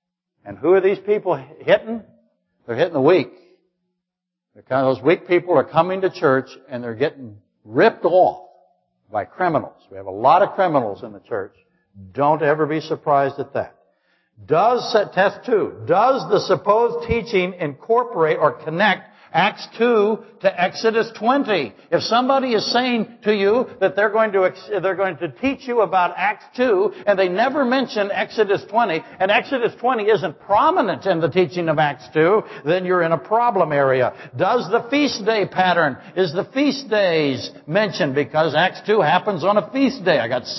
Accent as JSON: {"language": "English", "region": "Alaska", "country": "United States", "said": "Yeah, I really am. You're from London, I'm from Alaska."}